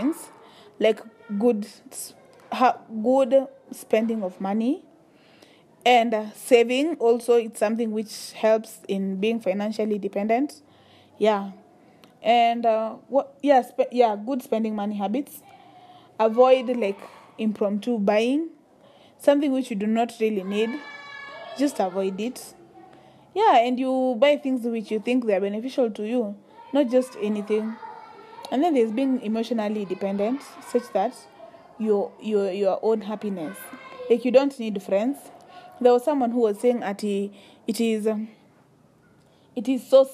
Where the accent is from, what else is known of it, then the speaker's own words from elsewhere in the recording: Loitokitok, Kajiado County, Kenya; I come from Le Tok Tok and it's in the Maasai community